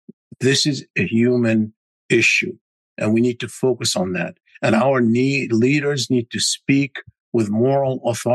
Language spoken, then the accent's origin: English; United States; I'm an American, obviously, and I'm looking at it through the prism. I'm an Arab American